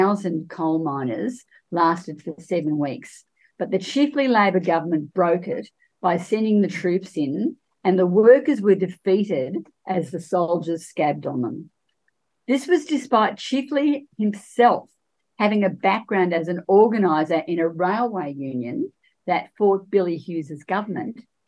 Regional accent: Geelong, Victoria, Australia; I'm from Geelong

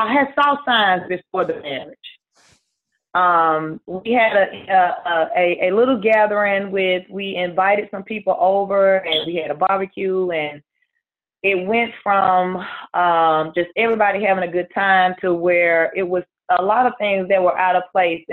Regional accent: Mississippi, United States; I'm originally from Mississippi. I currently still reside here in Mississippi.

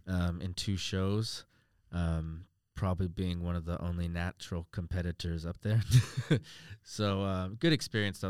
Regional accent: United States; moved away as an adult; now in Australia; coming from America, obviously, uh, living in Australia now the last four years

